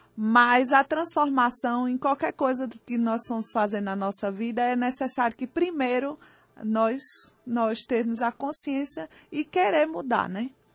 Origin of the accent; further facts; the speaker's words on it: Recife, Pernambuco, Brazil; Eu sou de Recife e trabalho